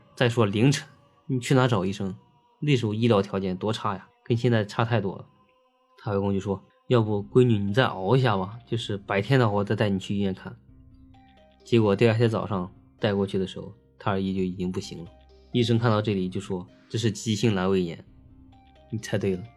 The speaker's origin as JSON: {"language": "Chinese", "region": "Henan", "country": "China", "said": "当地就是我们河南那块儿嘛"}